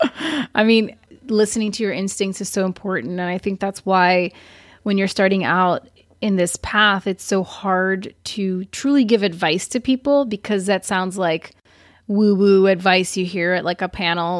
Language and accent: English; Brazil; moved away; when I was growing up in Brazil